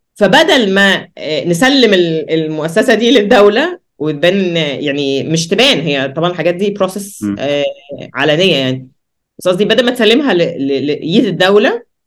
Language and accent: Arabic; Egypt; عندنا في مصر